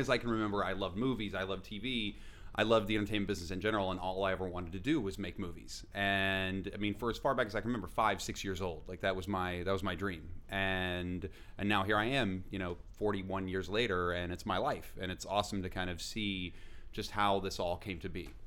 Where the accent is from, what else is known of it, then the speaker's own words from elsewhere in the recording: West Virginia, United States; when I was a kid growing up in West Virginia